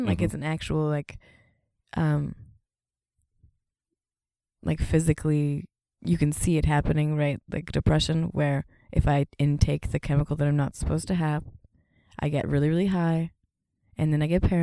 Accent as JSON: {"language": "English", "country": "Canada", "moved": "as an adult", "lives_now": "United States", "said": "I'm also Canadian"}